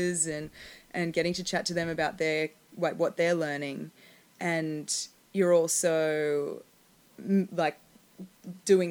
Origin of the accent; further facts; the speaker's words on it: Australia; moved away as an adult; now in Los Angeles, United States; as an Australian